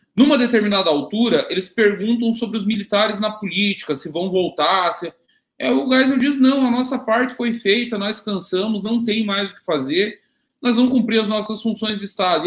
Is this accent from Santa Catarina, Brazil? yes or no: yes; Caçador, Santa Catarina, Brazil; tinha uma universidade na minha cidade natal